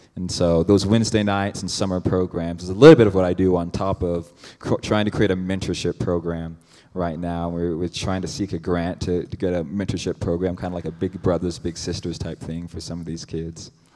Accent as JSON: {"language": "English", "town": "Cedar Rapids", "region": "Iowa", "country": "United States", "tie": "born or raised there", "moved": "yes", "lives_now": "Phoenix, United States", "said": "I'm from Cedar Rapids, Iowa is where I was born."}